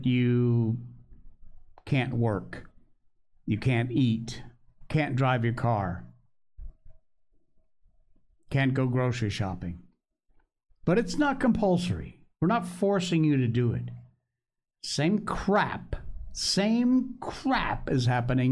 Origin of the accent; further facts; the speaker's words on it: Connecticut, United States; moved away; back in my home state in Connecticut